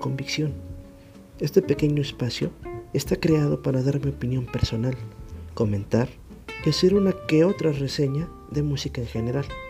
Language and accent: Spanish; Mexico; Soy mexicano de nacimiento